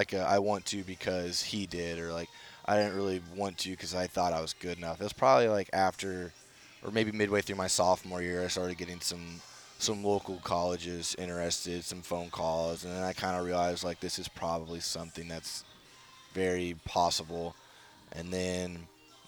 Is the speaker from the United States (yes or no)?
yes; Midwest, United States; moved away; I grew up in a pretty small town. Nothing but cornfields around me